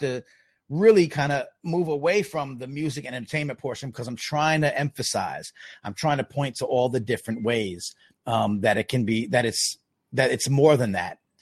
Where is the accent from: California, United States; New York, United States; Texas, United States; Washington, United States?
New York, United States; Long Island; I, I grew up in Long Island